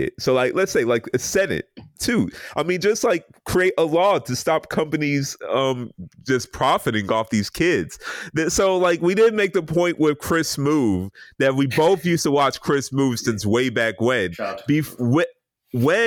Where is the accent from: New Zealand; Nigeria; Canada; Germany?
Nigeria; I'm Nigerian